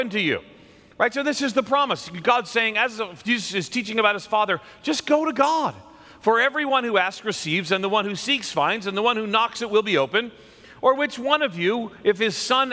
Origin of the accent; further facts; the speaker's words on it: outside of New York City, United States; I grew up outside of New York City